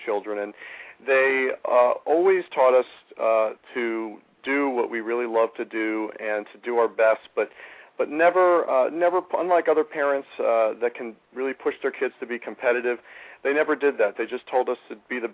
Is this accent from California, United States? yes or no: no; South Florida, United States; also born or lived in Flushing, New York / Miami Beach; we moved the entire family to Miami Beach, and I grew up in South Florida